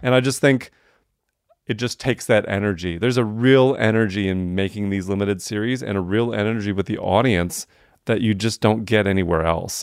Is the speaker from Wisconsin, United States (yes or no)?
yes; Wisconsin, United States; now in Atlanta, United States; I was a white kid growing up in Wisconsin